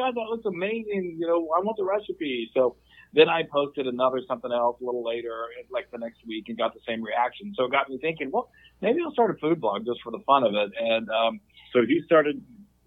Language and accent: English; South Dakota, United States; I grew up in the Midwest in a small town in South Dakota, and I always said pecan